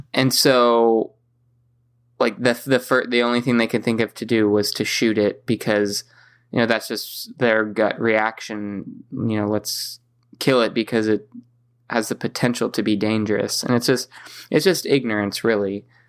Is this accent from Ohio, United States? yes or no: no; San Diego, California, United States; growing up in San Diego